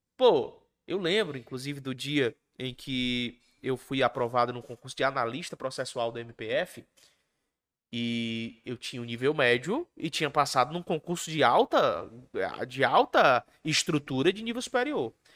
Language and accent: Portuguese; Ceará, Brazil; also born or lived in Mato Grosso do Sul; Eu sou cearense.